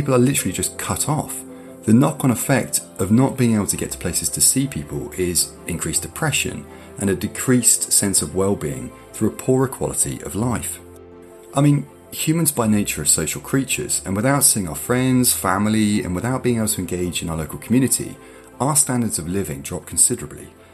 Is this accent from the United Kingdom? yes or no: yes; United Kingdom; we're British